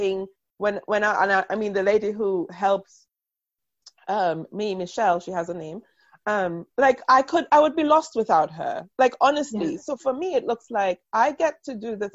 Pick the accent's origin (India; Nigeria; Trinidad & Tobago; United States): Trinidad & Tobago; moved away as an adult; now in United Kingdom; I grew up in Trinidad